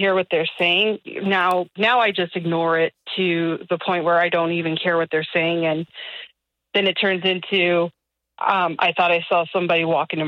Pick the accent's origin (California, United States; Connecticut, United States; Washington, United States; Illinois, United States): California, United States; now in Nashville, United States; I'm from California